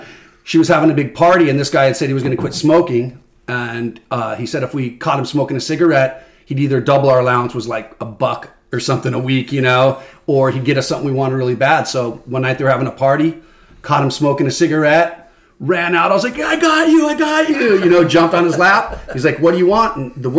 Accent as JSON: {"language": "English", "town": "Oceanside", "region": "California", "country": "United States", "tie": "born or raised there", "also_born_or_lived": "San Diego, California", "said": "in about second grade, we moved from South San Diego up to Oceanside."}